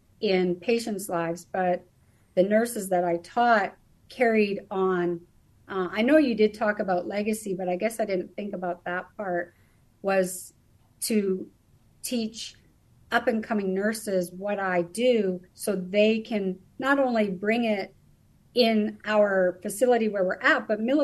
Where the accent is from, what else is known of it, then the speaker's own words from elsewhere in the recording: Canada; moved away as an adult; also born or lived in British Columbia / Alberta / United States; now in Germany; Originally, I was born and raised in Canada, mostly British Columbia and Alberta areas